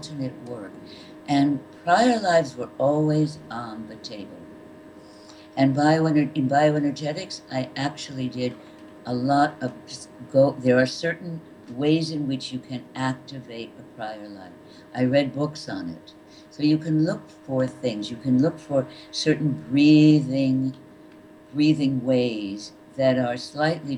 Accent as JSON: {"language": "English", "region": "Connecticut", "country": "United States", "tie": "born or raised there", "said": "I grew up in Connecticut"}